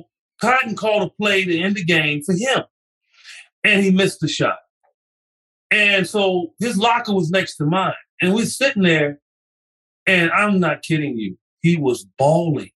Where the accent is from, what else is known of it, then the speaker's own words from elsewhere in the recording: Chicago, Illinois, United States; moved away; my hometown paper, Chicago Tribune